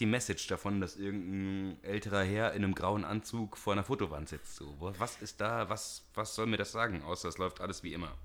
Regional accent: Siegerland, North Rhine-Westphalia, Germany; moved away; Ich komme aus dem Siegerland

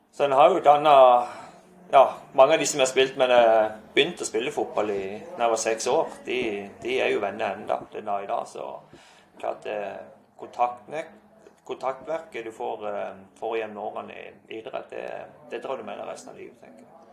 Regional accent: Skjernøy, Agder, Norway; jeg har så mange gode minner fra, fra oppveksten på Skjernesøy

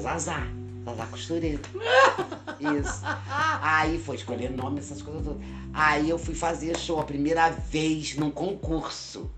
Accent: São Gonçalo, Rio de Janeiro, Brazil; Eu nasci em São Gonçalo mesmo

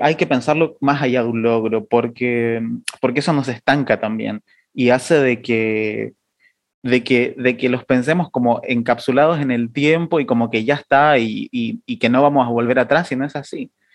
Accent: Chile; now in Argentina; yo soy chileno, pero, pero vivo acá en Argentina

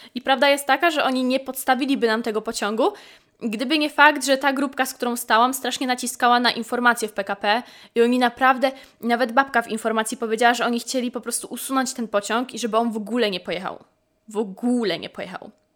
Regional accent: near Poznań, Greater Poland, Poland; wychowałam się właśnie dojeżdżając do Poznania, że wychowałam się na poznańskim P K P

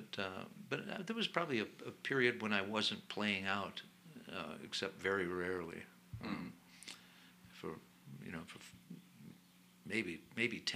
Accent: Glenview, Illinois, United States; I grew up in Glenview, Illinois, north of Chicago.

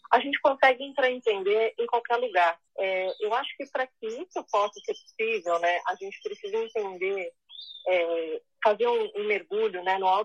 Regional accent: Brazil; é brasileira, branca, branca, loira

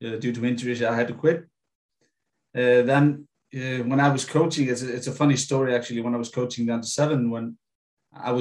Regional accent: Iceland; In 2006, I moved back to my hometown. Then I, you know, started coaching at my local club, IA

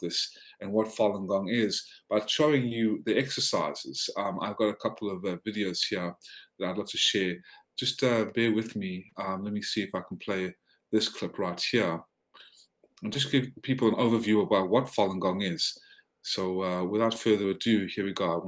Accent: South Africa; also born or lived in Georgia, United States; now in United States; they fled to South Africa. That was where I was born. And I immigrated to the States in 1995 to become the first American citizen in my family.

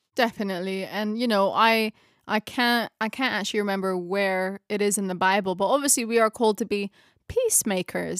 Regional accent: Philippines; first language Tagalog; English is a second language; my mother tongue is Tagalog, it's Filipino

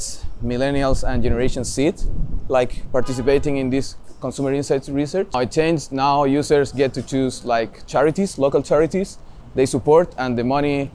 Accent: Viña del Mar, Valparaíso, Chile; moved away as an adult; also born or lived in Santiago, Chile; I was born in Santiago, in Chile. But I did most of my early living in Viña del Mar.

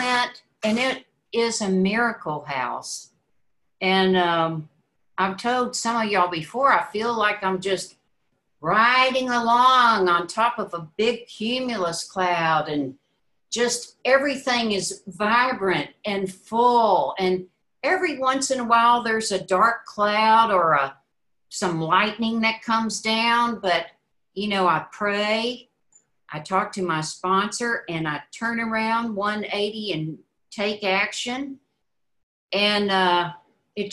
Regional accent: Mississippi, United States; We grew up in Mississippi.

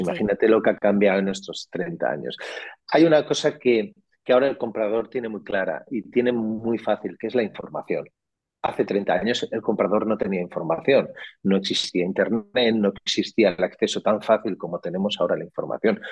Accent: Catalonia, Spain; Yo que soy catalán

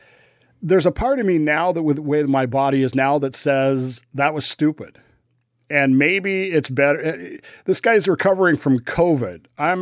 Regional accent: Utah, United States; You know, I enjoy watching my hometown Weber State play in that.

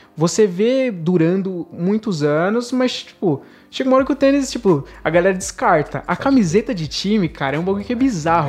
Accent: Brazil; a gente é brasileiro, a gente vive no, basicamente no país do futebol

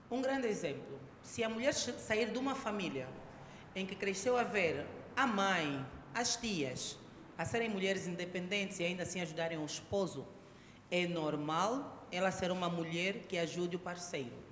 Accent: Luanda, Luanda Province, Angola; cresci muito tempo no Luanda Sul, viviam no condomínio da Sonangol, casa oposta à casa da minha avó.

